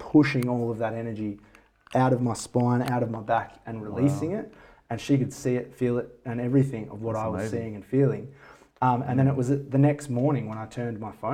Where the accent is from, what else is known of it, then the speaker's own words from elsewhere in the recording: Bindoon, Western Australia, Australia; now in Perth, Australia; I felt my hometown in Bindoon.